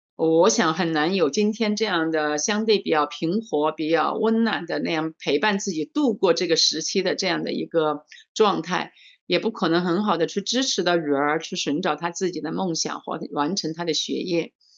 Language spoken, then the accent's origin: Chinese; Changsha, Hunan, China; 我是来自，呃，中国湖南长沙的